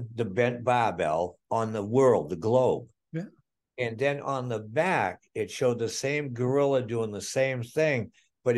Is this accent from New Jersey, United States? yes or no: no; Maine, United States; I says, "Maine."